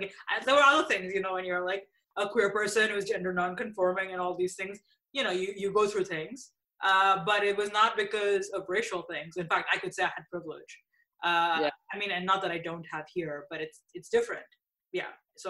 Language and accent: English; India; also born or lived in Abu Dhabi, United Arab Emirates; now in Toronto, Canada; of color, but I grew up in areas where I was the norm, you know, it was not, I grew up in India and I grew up in Abu Dhabi.